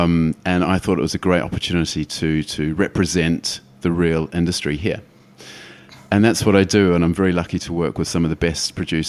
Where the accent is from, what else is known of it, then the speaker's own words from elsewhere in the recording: Wellington, New Zealand; moved away as an adult; also born or lived in Australia / London; now in Sweden; Well, I'm from New Zealand. I come from Wellington originally. And I left Wellington mm-hmm. when I was about 23.